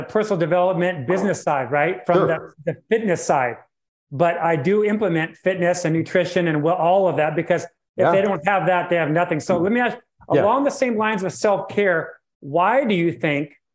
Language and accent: English; Portland, Oregon, United States; I'm from Portland, Oregon